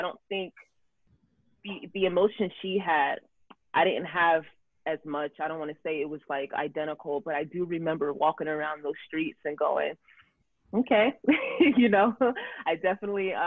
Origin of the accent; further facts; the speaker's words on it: New Jersey, United States; also born or lived in Camden, New Jersey; now in Los Angeles, United States; where I grew up in South Jersey